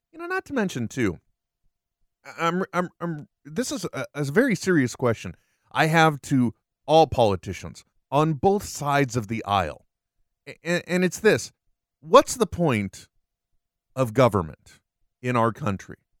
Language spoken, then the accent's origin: English; United States; I was born here